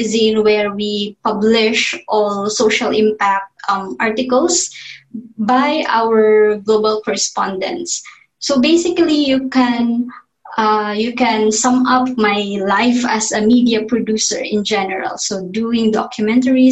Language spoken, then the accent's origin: English; Don Victoriano, Northern Mindanao, Philippines; now in Manila, Philippines; I grew up in Mindanao. So Mindanao is the southern part of the Philippines.